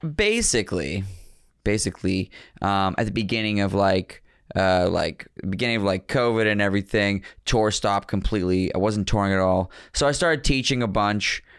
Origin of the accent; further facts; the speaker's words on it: Pittsburgh, Pennsylvania, United States; also born or lived in New York; now in Philadelphia, United States; I was born in Pittsburgh